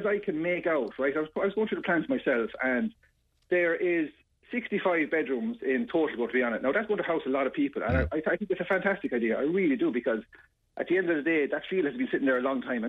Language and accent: English; Yorkshire and the Humber, United Kingdom; You know, like, I was brought up in Temple Moor. I was a young lad. I used to jump those walls running across the park. I know every inch of the area.